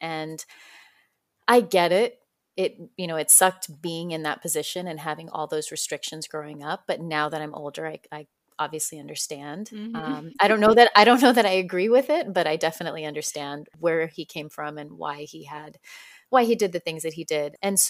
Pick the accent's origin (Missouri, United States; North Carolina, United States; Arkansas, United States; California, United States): California, United States; Fresno; Yeah, I spent most of my time in Fresno.